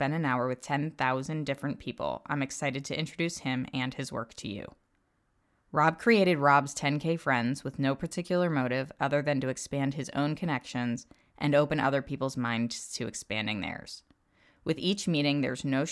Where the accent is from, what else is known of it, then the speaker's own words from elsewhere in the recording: Doylestown, Pennsylvania, United States; I lived in Bucks County, Doylestown area most of my life.